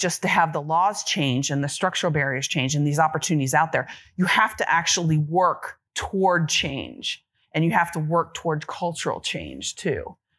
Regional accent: Kentucky, United States; When I grew up in Kentucky, I wanted to be a fighter pilot since the age of like 10 years old.

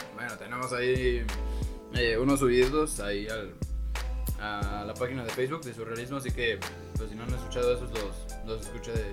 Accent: State of Mexico, Mexico; por mi pueblo, en el Estado de México

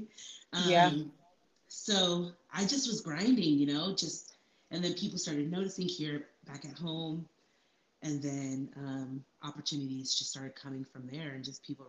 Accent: Salt Lake City, Utah, United States; I'm from Salt Lake City, born and raised

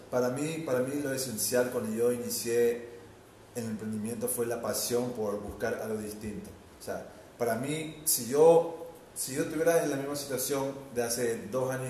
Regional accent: Ecuador; moved away as an adult; no, pero yo me fui del Ecuador, me fui

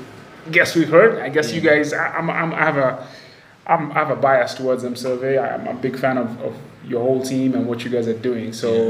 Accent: Kenya; growing up in Kenya

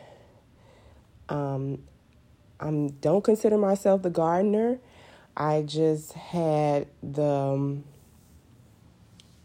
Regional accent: Chicago, Illinois, United States; I'm actually a South Sider. I was born and raised on the South Side.

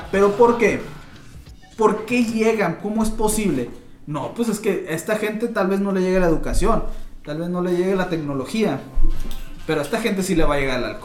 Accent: Vícam, Sonora, Mexico; Yo soy de Bicam, yo no quiero.

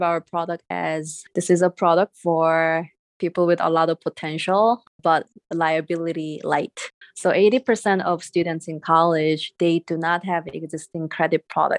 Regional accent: Seoul, South Korea; English is a second language; moved away as an adult; now in United States; I'm originally from Seoul, South Korea, and I came here for schools, and my parents didn't come here with me

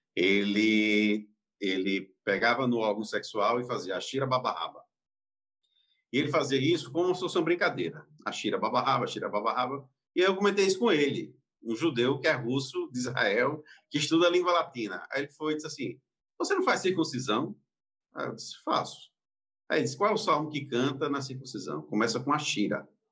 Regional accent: Campina Grande, Paraíba, Brazil; eu nasci em Campina Grande, vim em Campina Grande, e lá não tinha judeu

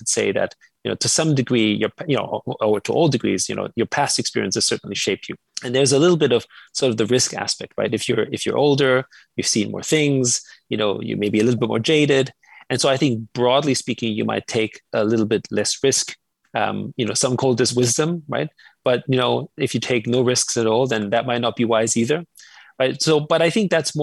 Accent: Vienna, Austria; moved away; I grew up in Austria, in Vienna

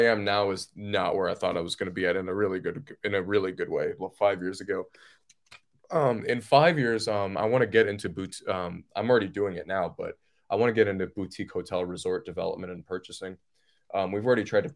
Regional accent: Detroit, Michigan, United States; now in Asheville, United States; I grew up in Detroit, Michigan

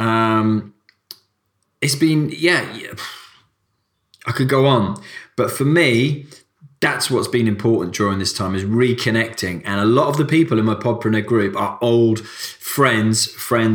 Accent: Cardiff, Wales, United Kingdom; moved away; I'm from Cardiff originally

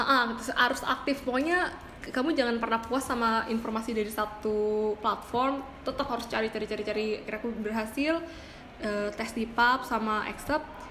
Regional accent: Bekasi, West Java, Indonesia; aku dari Bekasi

